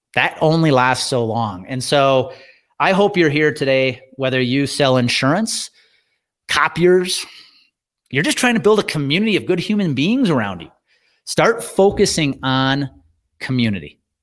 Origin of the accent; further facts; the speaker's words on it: Wisconsin, United States; when I was growing up in Wisconsin